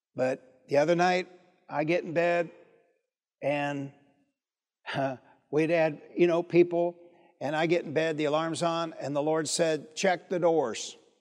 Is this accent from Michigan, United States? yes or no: yes; Detroit, Michigan, United States; also born or lived in Highland Park, Michigan; I'm from Detroit.